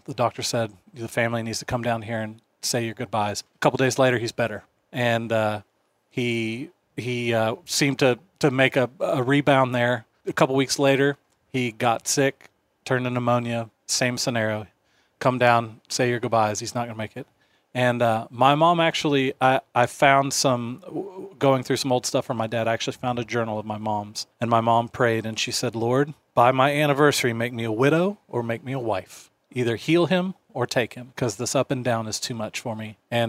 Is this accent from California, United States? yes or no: no; Seattle, Washington, United States; born there; Do you know that I was born in the Pacific Northwest also?